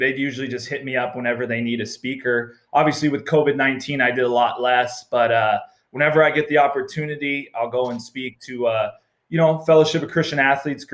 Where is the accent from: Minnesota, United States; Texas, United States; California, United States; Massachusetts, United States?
Minnesota, United States; I grew up Lutheran in Minnesota